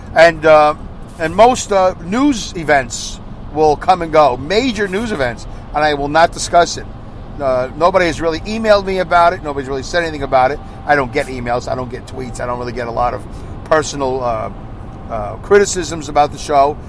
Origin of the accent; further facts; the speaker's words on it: United States; I'm just an American